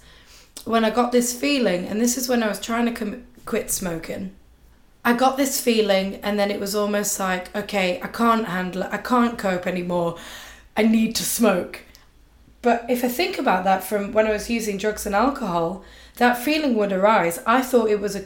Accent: market town outside Leeds, Yorkshire and the Humber, United Kingdom; now in South Africa; I'm actually from a very small market town outside Leeds

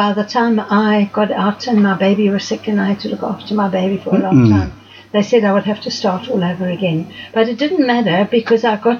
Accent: Zimbabwe; moved away as an adult; now in Cape Town, South Africa; I was born in Zimbabwe. Okay. At the time. But I left there when I was 19, which was in 1966.

